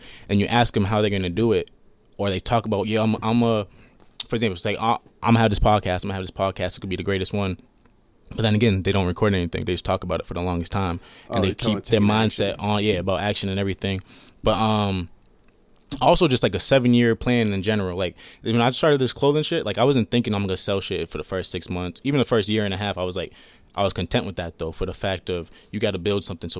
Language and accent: English; California, United States; born there; I got family in California. I was born in California, so.